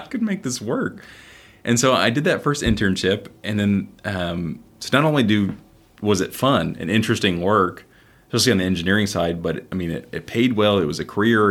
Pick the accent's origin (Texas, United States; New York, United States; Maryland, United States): Texas, United States; Houston; I was raised here in Houston